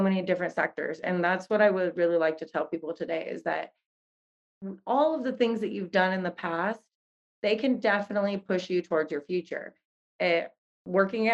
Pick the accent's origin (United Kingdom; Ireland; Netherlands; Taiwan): Netherlands; I grew up in the Netherlands